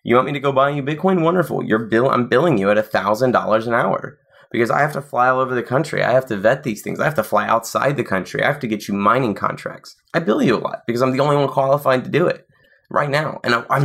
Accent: Nashville, Tennessee, United States; I was in South Nashville

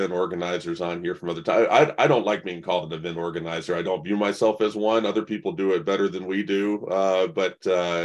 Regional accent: the South, United States; I am born and raised in the South

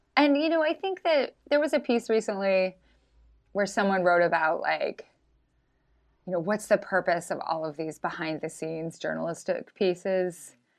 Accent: Idaho, United States; also born or lived in Brooklyn; now in Missoula, United States; I was from Idaho

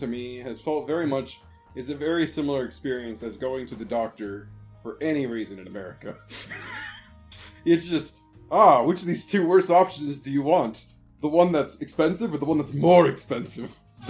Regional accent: United States; Sorry, I'm American, okay?

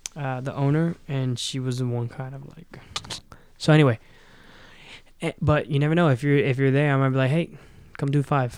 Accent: Miami, Florida, United States; moved away; I'm from Miami

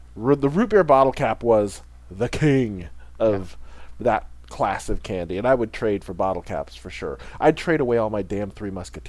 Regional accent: Illinois, United States; moved away; Illinois, my home state

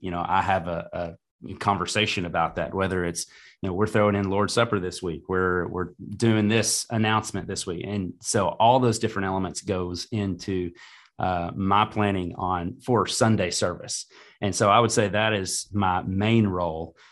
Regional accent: Greenbrier, Arkansas, United States; i was able to go back to my hometown and serve um, especially i've got four kids um, and we do everything in greenbrier

